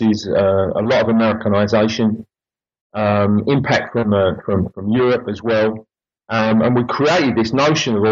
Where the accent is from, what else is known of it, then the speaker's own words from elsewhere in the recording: London, United Kingdom; also born or lived in Oxford / Durham; growing up in East London, living in East London and working in East London